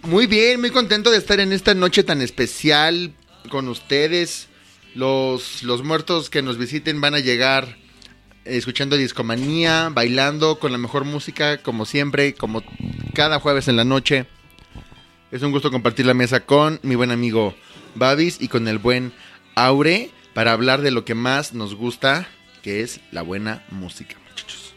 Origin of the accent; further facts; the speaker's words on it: Mexico; como mexicanos